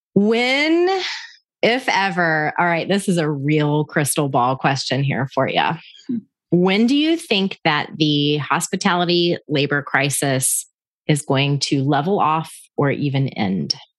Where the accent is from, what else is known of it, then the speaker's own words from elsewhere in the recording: Panama City, Florida, United States; I'm originally from Panama City, Florida